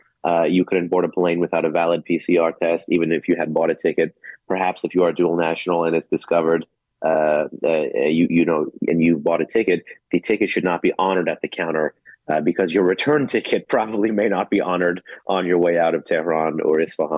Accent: United States; I am an American think tanker born and raised with Iranian ancestry

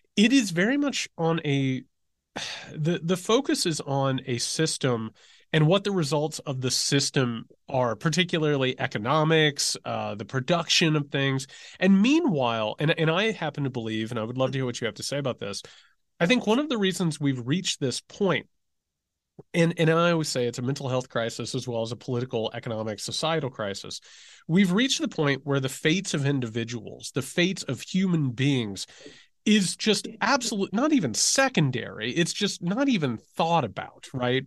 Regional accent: Indiana, United States; I'm from Indiana

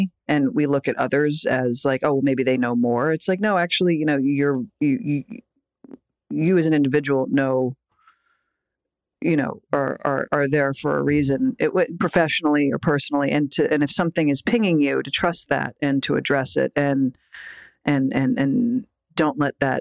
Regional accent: New York, United States; little like scrawny indie girl from New York

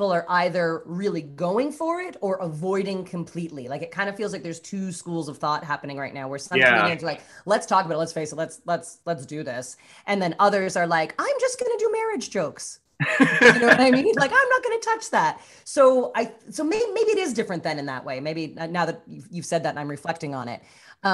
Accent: Canada; moved away as an adult; now in Los Angeles, United States; being Canadian

